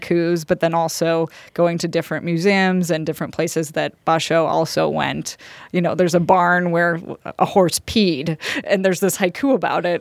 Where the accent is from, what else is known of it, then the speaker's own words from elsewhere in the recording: Colorado, United States; we're from Colorado